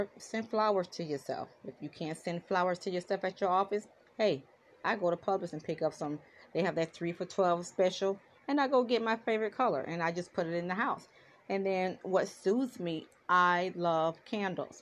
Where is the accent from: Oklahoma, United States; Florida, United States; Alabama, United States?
Florida, United States; South; I am from South Florida. I am in the beautiful city of Fort Lauderdale, Florida